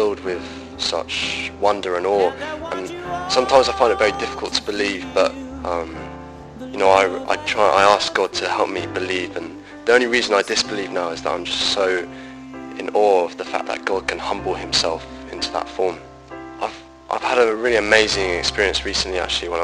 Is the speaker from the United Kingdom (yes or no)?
yes; Brighton, South East England, United Kingdom; I'm 18 and I'm from Brighton